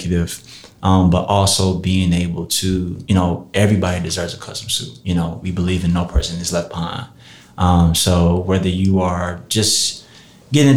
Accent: Marietta, Georgia, United States; also born or lived in Atlanta, Georgia; I'm born and raised and came up in the city of Marietta

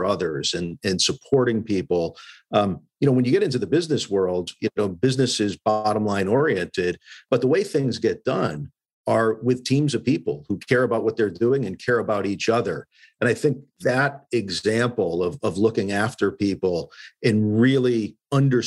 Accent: Western Massachusetts, United States; Growing up in Western Mass, you know, my mom was a nurse

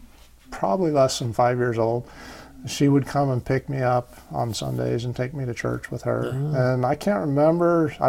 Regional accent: Moab, Utah, United States; also born or lived in Cedar City, Utah / Beaver, Utah; now in Nevada, United States; my folks moved to Moab, and I was basically grew up in Moab

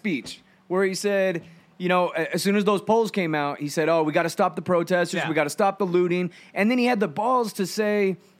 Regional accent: Yucaipa, California, United States; I grew up around Ukaipa.

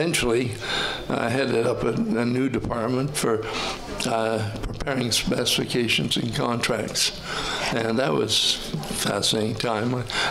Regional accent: Toronto, Ontario, Canada; I was born and raised in Toronto and educated here

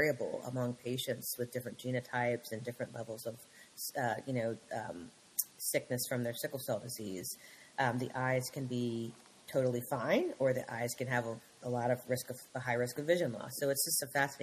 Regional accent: Lanham, Maryland, United States; also born or lived in Washington, D.C. / North Carolina / Philadelphia; I was born in D.C. And spent all my years growing up in Prince George's County, Lanham native

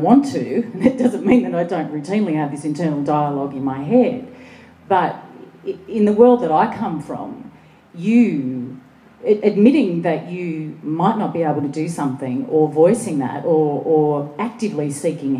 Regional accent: Sydney, New South Wales, Australia; I grew up in Western Sydney

